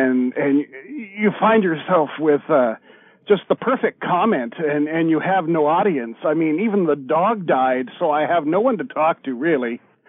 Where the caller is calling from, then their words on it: Revelstoke, British Columbia, Canada; Revelstoke, British Columbia.